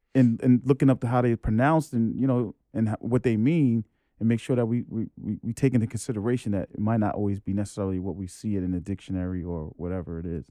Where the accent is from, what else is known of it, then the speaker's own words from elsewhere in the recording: New York City, New York, United States; I'm New York, born and raised, Jamaica, Queens